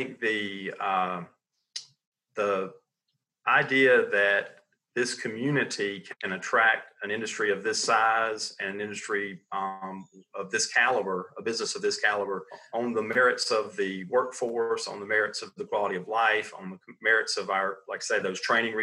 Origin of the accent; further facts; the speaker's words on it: Sandhills, North Carolina, United States; I grew up right here in the Sand Hills